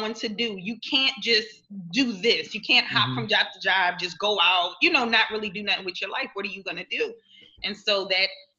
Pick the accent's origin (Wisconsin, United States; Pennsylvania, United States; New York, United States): Pennsylvania, United States; Philadelphia; moved away; that's exactly where I'm from, South Philly